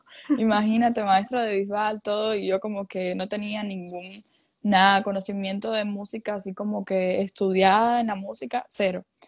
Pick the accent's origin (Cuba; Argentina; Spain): Cuba; moved away as an adult; also born or lived in Ecuador; now in Miami, United States; Yo soy cubana para los que no saben. Eh, en Cuba yo creo que desde, chiquitos nos inculcan esa eh, esa, razón de música